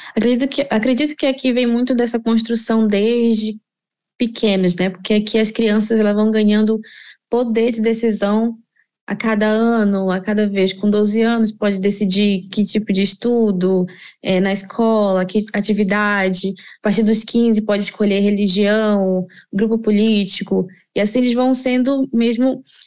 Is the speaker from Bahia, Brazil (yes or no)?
no; Belém, Pará, Brazil; moved away as an adult; now in Trondheim, Norway; sou de Belém do Pará, moro aqui em Trondheim